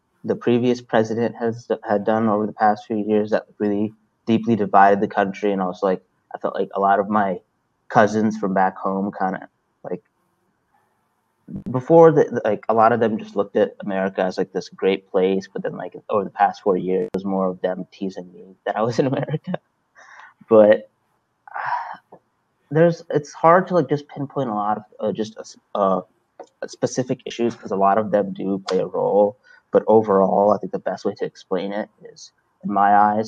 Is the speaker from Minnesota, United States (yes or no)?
no; Salisbury, Maryland, United States; also born or lived in Brooklyn, New York; I grew up in Brooklyn and Salisbury, Maryland. I was in Brooklyn until I was 10 years old, and then I moved down here for the rest of my life